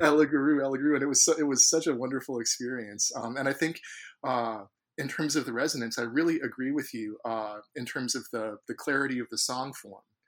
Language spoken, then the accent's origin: English; San Francisco Bay Area, California, United States; I grew up in the San Francisco Bay Area